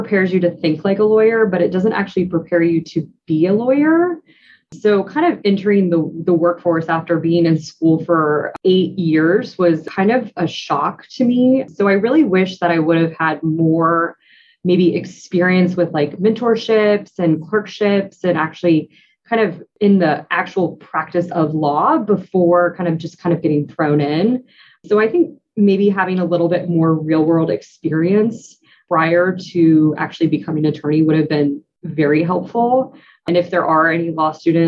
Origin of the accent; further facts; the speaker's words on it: St. Petersburg, Florida, United States; I grew up in St. Petersburg, Florida